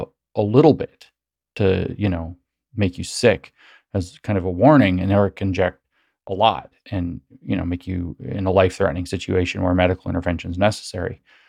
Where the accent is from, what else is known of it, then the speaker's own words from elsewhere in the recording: Tennessee, United States; where I grew up here in East Tennessee, we have two different kinds of rattlesnakes.